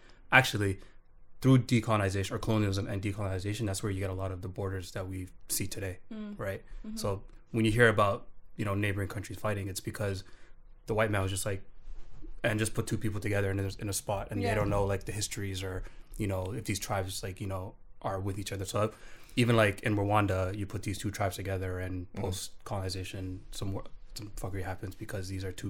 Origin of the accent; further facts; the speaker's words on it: Canada; Like as a Canadian citizen, I'm a subject of the Queen.